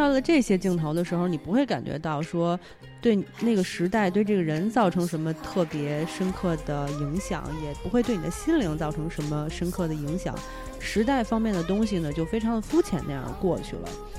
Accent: China; 作为我们中国人就会想说，啊，拍的不好。嗯，没有完全体现出我们中国的风貌

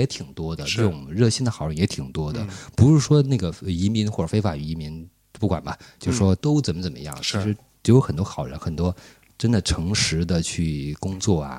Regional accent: China; 我是从中国来的。

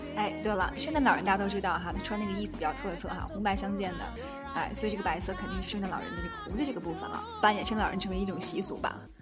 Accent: Tianjin, China; 咱们天津这边，就是像，呃，滨江道这块儿，每次都堵得这个水泄不通哈

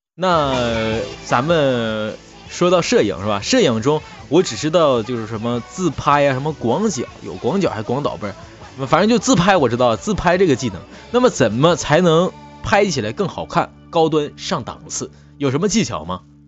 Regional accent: Northeast China, China; 我们东北人呐，我们东北做的节目呢

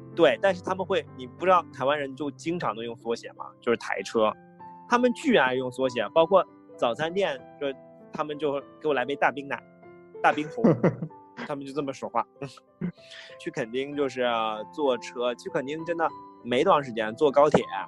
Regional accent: Harbin, Heilongjiang, China; moved away; 当时我的户口一直在哈尔滨的嘛

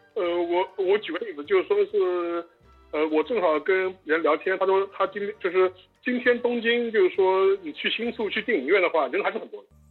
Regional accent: Shanghai, China; 我们上海人

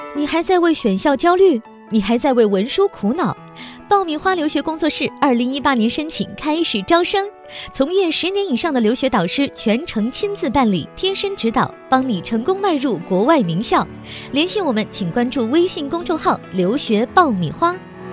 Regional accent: China; moved away; 我们中国人

